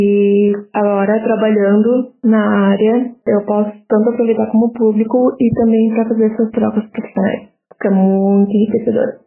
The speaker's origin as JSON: {"language": "Portuguese", "town": "Porto Alegre", "region": "Rio Grande do Sul", "country": "Brazil", "tie": "born or raised there", "said": "Eu cresci em Porto Alegre, né? Morei a vida inteira aqui, tirando o período da faculdade."}